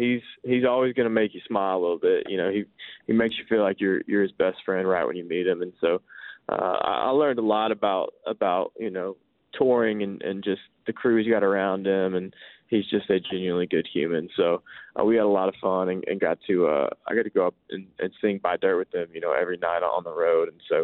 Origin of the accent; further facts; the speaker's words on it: Nashville, Tennessee, United States; I grew up in Nashville.